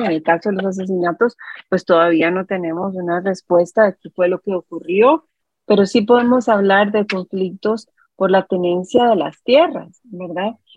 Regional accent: Costa Rica; somos los costarricenses

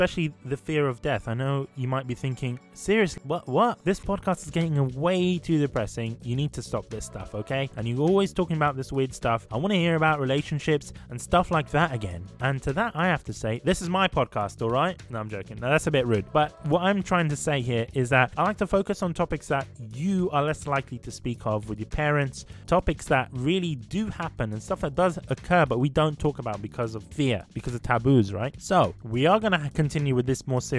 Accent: Sudan; moved away; I'm from Sudan.

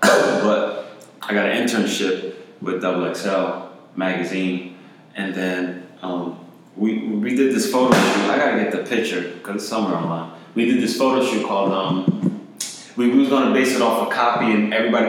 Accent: East Orange, New Jersey, United States; long story short, I was born in East Orange, New Jersey in 1985 during the crack epidemic

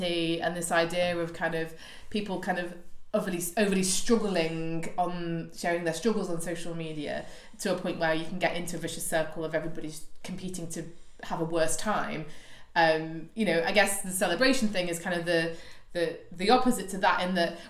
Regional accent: United Kingdom; me being British

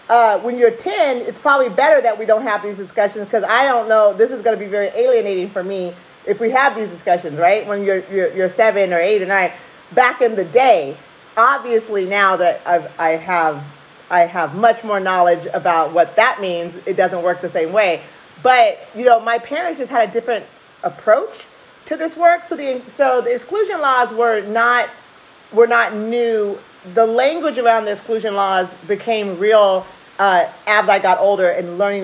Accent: Oregon, United States; Oh, well, first of all, I lived it. My parents moved here in 1970, I want to say one.

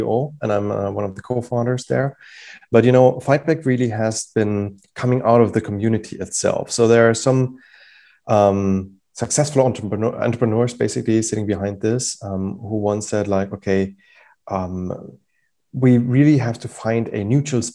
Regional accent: Germany; moved away; I'm originally from Germany

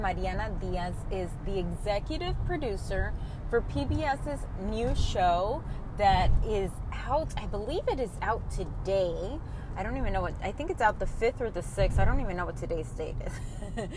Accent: Colombia; I am from Colombia

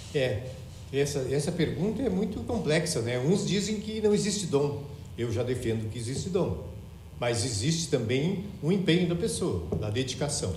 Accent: Porto Alegre, Rio Grande do Sul, Brazil; also born or lived in Cacequi, Rio Grande do Sul; ao longo da minha vida tinha sido em Porto Alegre e eu nasci em Caciqui

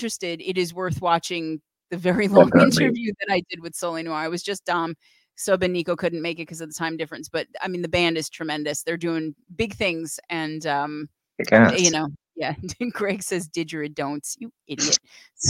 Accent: United States; I'm American

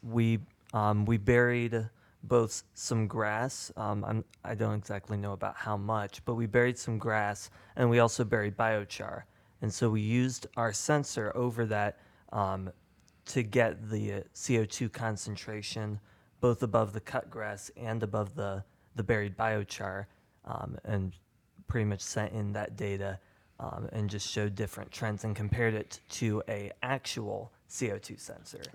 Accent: Indianapolis, Indiana, United States; I'm um, from Indianapolis, Indiana

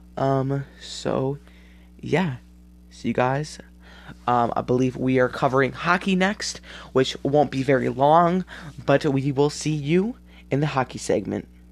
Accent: Wisconsin, United States; This is in Wisconsin, my home state

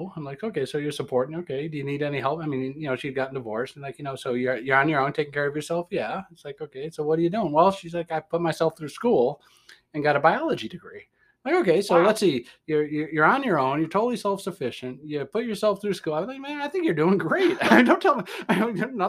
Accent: Detroit, Michigan, United States; accent: Midwestern; That's my other accent, Detroit.

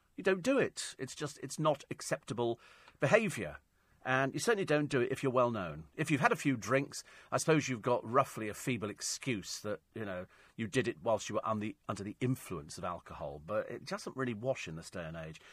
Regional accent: United Kingdom; we're British

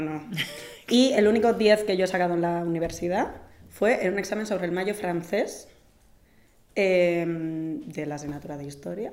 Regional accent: Basque Country, Spain; mi tierra

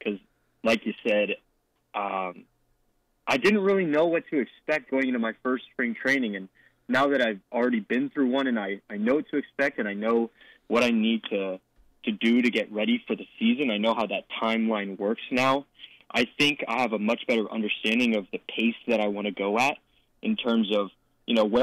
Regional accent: Oak Park, California, United States; growing up in Oak Park, going to all the Oak Park schools, the public schools

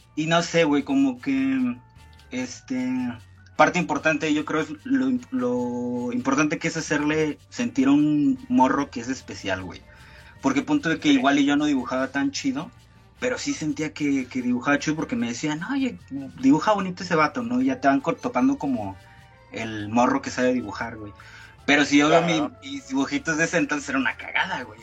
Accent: Tuxtla Gutiérrez, Chiapas, Mexico; moved away; yo como vengo de Tuxtla

